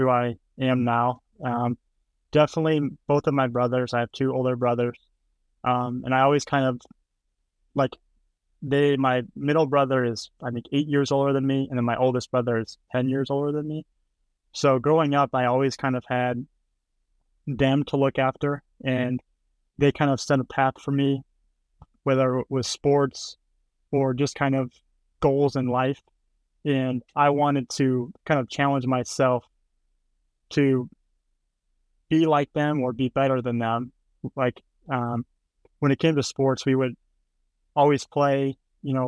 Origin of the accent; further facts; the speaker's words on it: Henry, Illinois, United States; Growing up in Henry, just a lot of hanging out with friends, going riding around on bikes, playing baseball